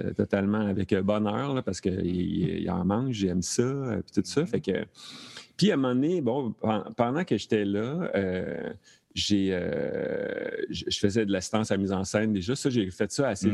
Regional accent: Thetford Mines, Quebec, Canada; now in Montreal, Canada; je suis originaire de Thetford Mines

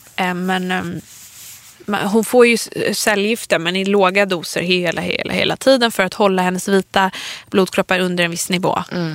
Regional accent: Stockholm, Stockholm County, Sweden; vi är ju från Stockholm, vi har ju vår släkt här i Stockholm

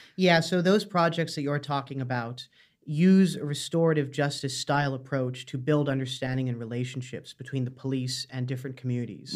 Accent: Canada; moved away as an adult; now in Dublin, Ireland; I'm from Canada originally, but I've lived in Ireland about five years now

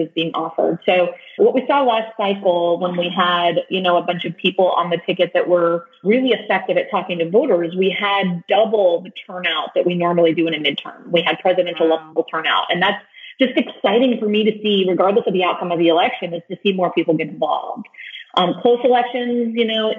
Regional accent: rural Texas, United States; I grew up in rural Texas, and then I joined the military.

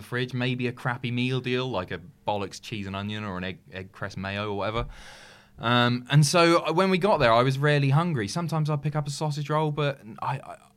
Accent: United Kingdom; I'm so British

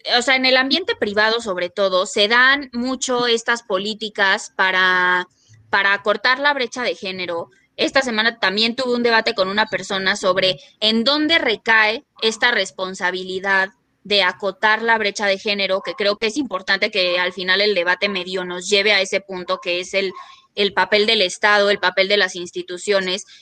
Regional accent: Mexico; soy una feminista mexicana

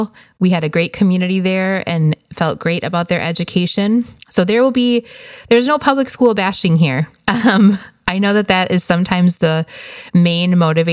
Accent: Wisconsin, United States; moved away as an adult; now in Phoenix, United States; We are originally from Wisconsin, but moved here to the desert in 2009, actually. So we are in a suburb of Phoenix, Arizona

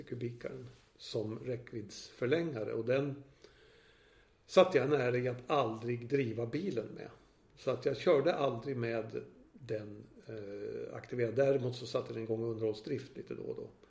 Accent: Gävle, Gävleborg County, Sweden; now in Stockholm, Sweden; min födelsestad Gävle

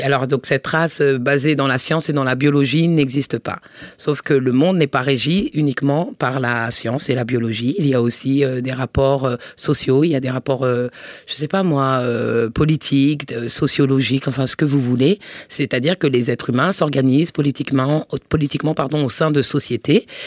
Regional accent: Paris suburbs, Île-de-France, France; also born or lived in United States; je suis née à Paris et que j'ai grandi en, banlieue parisienne.

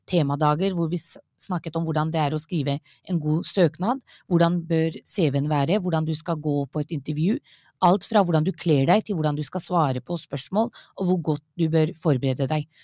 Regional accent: Norway; Ja, jeg er født og oppvokst i Norge.

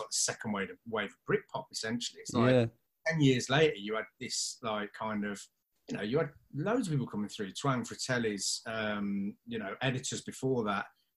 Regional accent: Coventry, West Midlands, United Kingdom; being from Cov

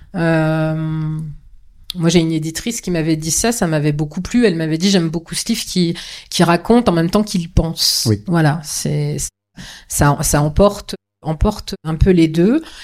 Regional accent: Vendée, Pays de la Loire, France; je suis né en Vendée, que je ne connais que ça

